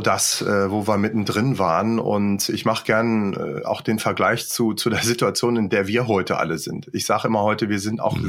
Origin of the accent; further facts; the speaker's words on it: Göttingen, Lower Saxony, Germany; moved away as an adult; also born or lived in Luxembourg; bin ich dann erstmal in meine Heimat zurück, also nicht nach Luxemburg, wo ich gewohnt habe, sondern nach Göttingen, wo meine mhm. Eltern dann auch waren